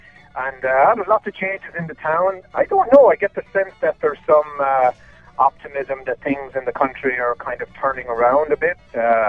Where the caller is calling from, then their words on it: Abbeyleix, Leinster, Ireland; Oh, I'm down in Abbey Leaks in County Leash here today, Kenny. All the way from the Midlands.